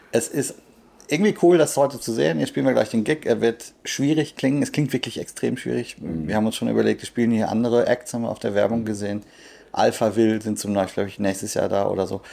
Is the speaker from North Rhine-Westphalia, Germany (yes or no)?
yes; Sauerland, North Rhine-Westphalia, Germany; Das ist unweit von meinem Heimatort